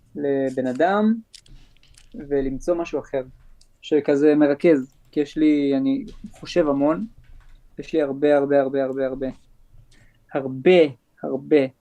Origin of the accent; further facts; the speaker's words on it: Jerusalem, Jerusalem District, Israel; אני נולדתי בירושלים